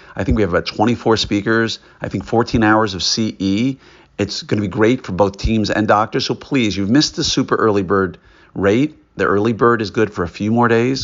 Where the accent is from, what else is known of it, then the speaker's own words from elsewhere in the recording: New York, United States; I grew up in New York